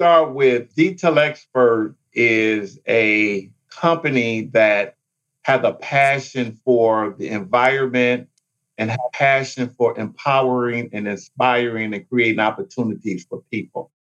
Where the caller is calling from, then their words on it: Detroit, Michigan, United States; I am calling in from Detroit.